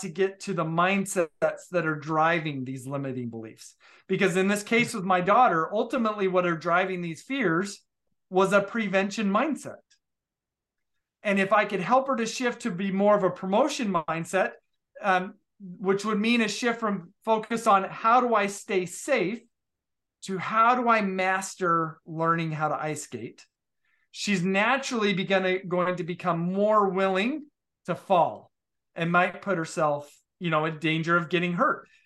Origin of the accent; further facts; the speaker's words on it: Utah, United States; I grew up in Utah